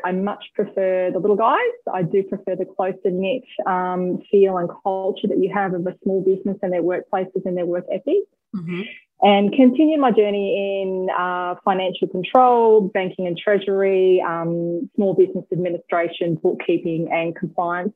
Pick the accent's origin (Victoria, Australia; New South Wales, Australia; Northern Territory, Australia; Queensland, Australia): Victoria, Australia; Corryong; moved away as an adult; also born or lived in Western Australia; now in Albury-Wodonga, Australia; I am originally a farm girl. I grew up in Corryong on a beef cattle farm